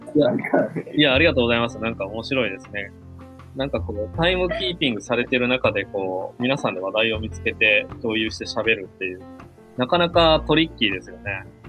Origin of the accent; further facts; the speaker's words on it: a town next to Takamatsu, Kagawa, Japan; 自然が多いとこですね。高松市の隣町なんですけど、香川県のね。で、まあ当時、高度経済成長期のただ中、ただ中ではないな。えっ、ー、ともう、もうそろそろ終わりに近づいてる1970年代なんですけれども、うん、人口がすごい増えてるので、郊外がどんどん切り崩されて、団地が建っていくんですね。で、僕の親はそこに家を借りて、僕がそこで育った